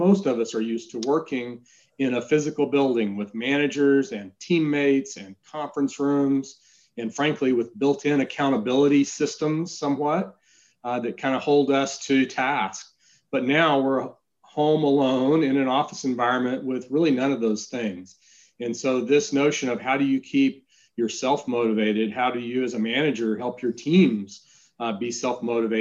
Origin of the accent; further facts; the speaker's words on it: Texas, United States; I am the Texan.